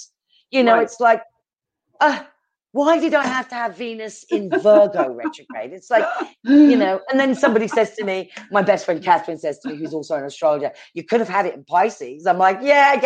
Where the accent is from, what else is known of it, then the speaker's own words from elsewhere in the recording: England, United Kingdom; accent: British; also born or lived in East Coast, United States; now in Arizona, United States; I'm British